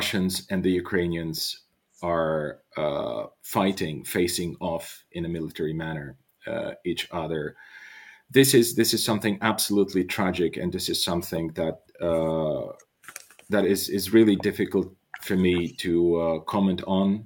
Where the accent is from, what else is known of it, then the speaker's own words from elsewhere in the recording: Bulgaria; I'm by birth, I'm Bulgarian, and I come from Bulgaria, from a country in the Balkans